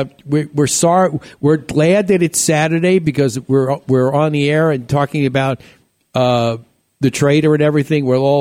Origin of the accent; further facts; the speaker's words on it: New York, United States; moved away; my hometown at Home State, back in New York.